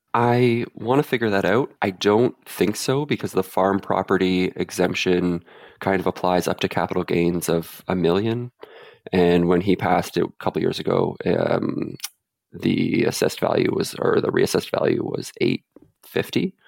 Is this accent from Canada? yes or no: yes; central Canada, Canada; now in Vancouver, Canada; I'm from central Canada